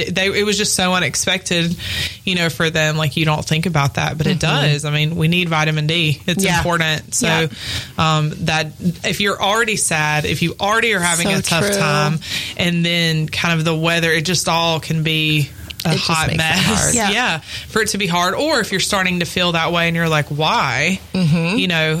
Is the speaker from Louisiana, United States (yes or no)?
yes; Louisiana, United States; I'm from Louisiana, where it is summer and then almost summer, and that's pretty much it.